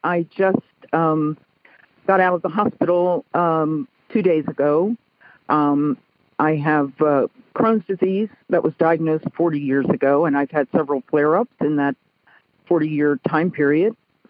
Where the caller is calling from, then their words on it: Martinez, California, United States; I'm calling from the San Francisco Bay Area on the East Bay side from Martinez Pleasant Hill, California.